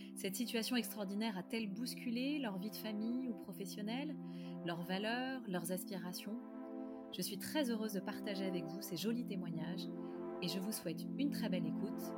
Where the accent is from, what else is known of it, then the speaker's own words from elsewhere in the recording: Paris, Île-de-France, France; je suis parisienne